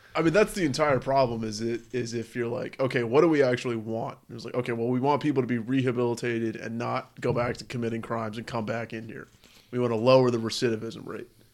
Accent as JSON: {"language": "English", "country": "United States", "said": "as an American"}